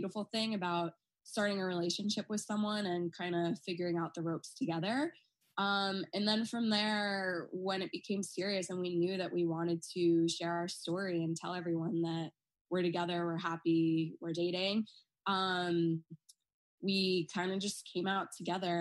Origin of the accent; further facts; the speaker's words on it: Long Island, New York, United States; growing up on Long Island, which is a very, you know, Republican.